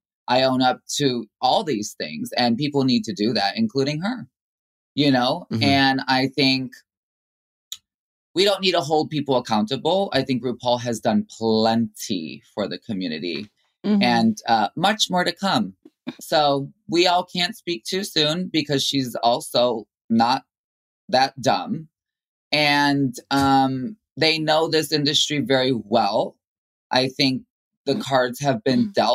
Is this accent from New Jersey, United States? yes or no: no; Chicago, Illinois, United States; growing up in the Latin community in Chicago